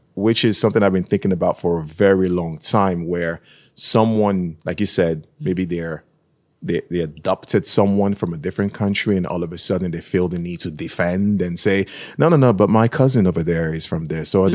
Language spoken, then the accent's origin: English; Nigeria; moved away; I'm from Nigeria